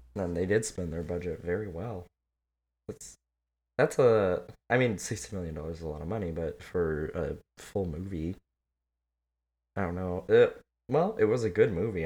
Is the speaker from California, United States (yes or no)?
yes; California, United States; I grew up in California